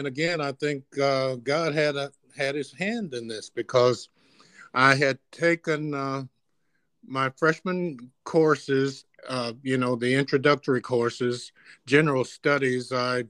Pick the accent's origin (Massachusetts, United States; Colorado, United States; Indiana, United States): Indiana, United States; Gary; also born or lived in East Chicago, Indiana; Okay, I grew up in Gary, Indiana. I was born in East Chicago, Indiana, way back in 1946, a long time ago. Lived in East Chicago until I was in third grade. In third grade, my family moved from East Chicago to Gary, Indiana, to a very nice neighborhood.